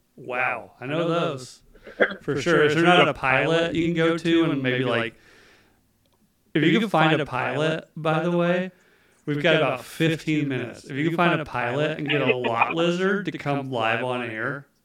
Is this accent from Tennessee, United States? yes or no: no; outside Asheville, North Carolina, United States; I grew up in Appalachia, right? Like I'm from not from Asheville, because Asheville's fucking weird, but outside of Asheville.